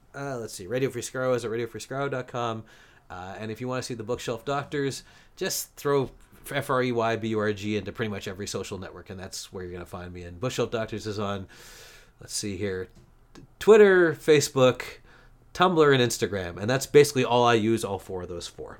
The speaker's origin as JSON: {"language": "English", "country": "Canada", "said": "as a Canadian"}